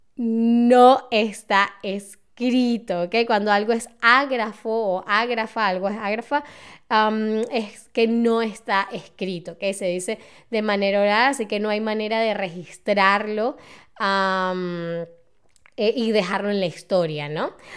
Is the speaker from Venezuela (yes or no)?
yes; Venezuela; now in Germany; en mi país, que es Venezuela